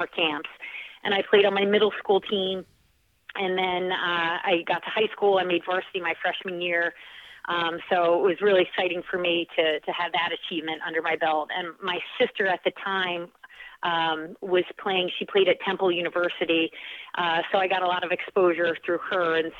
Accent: Oxford, Pennsylvania, United States; moved away as an adult; now in Cape Cod, United States; I come from a very small town in Pennsylvania called Oxford, Pennsylvania. There were two traffic lights in my town growing up

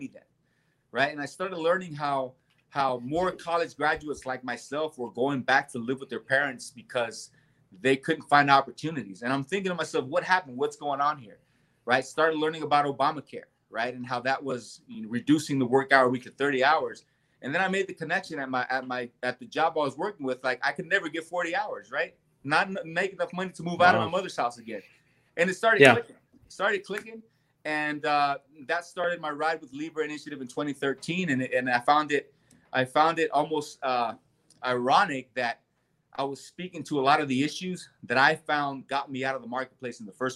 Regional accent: Southern California, United States; moved away as an adult; also born or lived in El Salvador; now in Nevada, United States; my childhood just, you know, growing up in Southern California

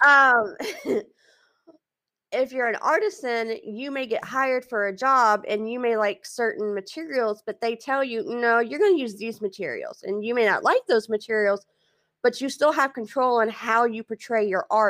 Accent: Texas, United States; also born or lived in New Hampshire; now in Louisiana, United States; I'm a Texas girl. Always will be, and very proud of it

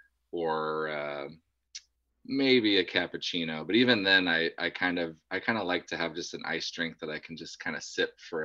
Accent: Central Oregon, United States; My hometown is like 30,000, but when I moved there, it was like 15,000

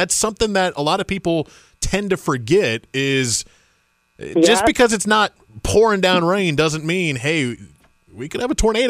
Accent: Indiana, United States; now in Raleigh, United States; back in my home state of Indiana

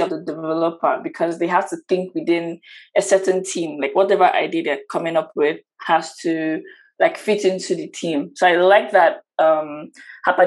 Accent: Nigeria; I'm from Nigeria

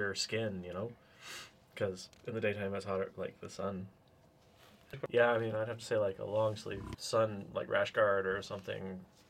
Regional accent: Great Basin area, United States; I'm from the Great Basin area, right? So, done desert hikes, and I'm used to the super hot temperatures in the day and super cold at night

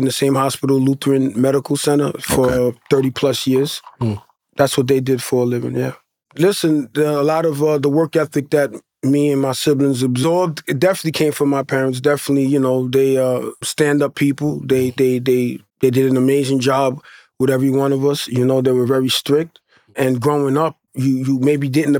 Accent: New York City, New York, United States; first language Haitian Creole; English is a second language; moved away as an adult; also born or lived in Haiti / Hollis, Queens; now in Long Island, United States; I was born and raised in Brooklyn

